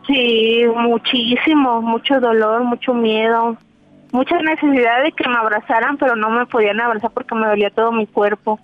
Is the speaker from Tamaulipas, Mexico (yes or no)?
no; Guadalajara, Jalisco, Mexico; Yo soy aquí de, Guadalajara.